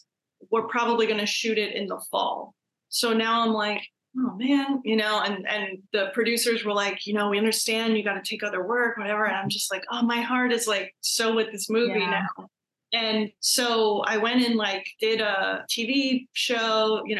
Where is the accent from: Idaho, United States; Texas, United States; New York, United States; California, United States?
New York, United States; New York City; I'm from New York. I like to think that I'm really tough. You know, I'm a New Yorker. I'm from Brooklyn